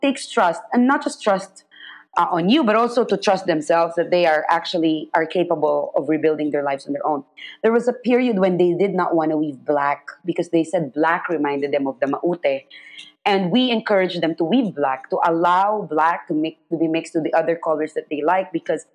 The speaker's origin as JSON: {"language": "English", "country": "Philippines", "said": "I'm Filipino and I tell the stories of my own country, of my own people"}